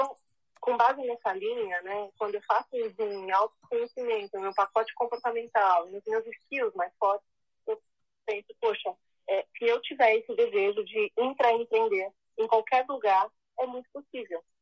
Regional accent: Brazil; é brasileira, branca, branca, loira

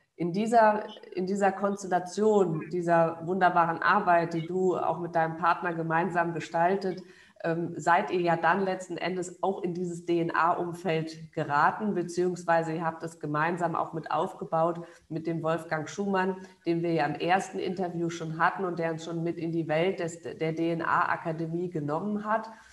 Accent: Germany

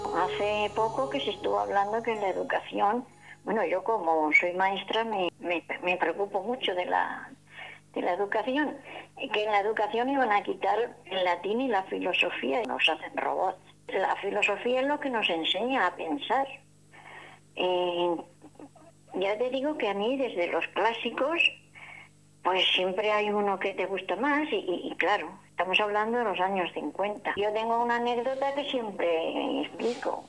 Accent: Jumilla, Region of Murcia, Spain; Yo mi pueblo, en Jumilla, mi pueblo natal

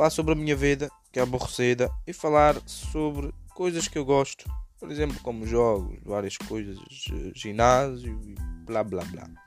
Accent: Madeira, Portugal; now in England; Eh, eu sou da Madeira, mas em 2016 vim para a Inglaterra viver para ter uma vida melhor.

